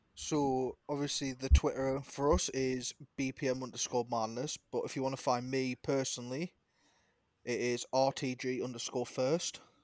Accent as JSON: {"language": "English", "town": "Newcastle upon Tyne", "region": "North East England", "country": "United Kingdom", "said": "I'm from Newcastle, England"}